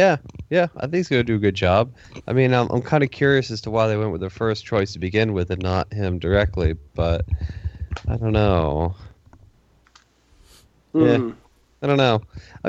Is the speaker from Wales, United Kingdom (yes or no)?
no; Nottingham, East Midlands, United Kingdom; Listen, we gotta edit this. I'm from Nottingham.